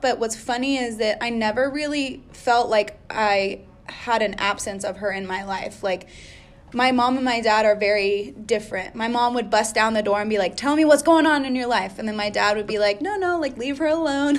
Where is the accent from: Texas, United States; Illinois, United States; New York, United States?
Texas, United States; Austin; I'm from Austin, right? And it's a kind of a hippie town, and it's part of Texas